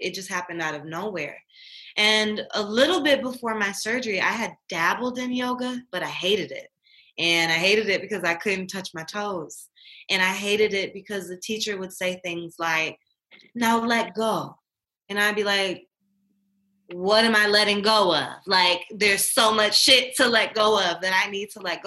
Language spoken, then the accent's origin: English; Inkster, Michigan, United States; moved away; I'm originally from Inkster, Michigan